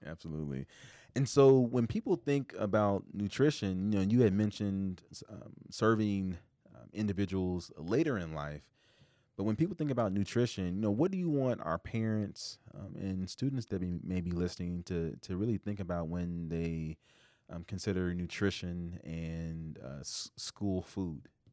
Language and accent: English; Indianapolis, Indiana, United States; now in Iowa, United States; growing up in Indianapolis, Indiana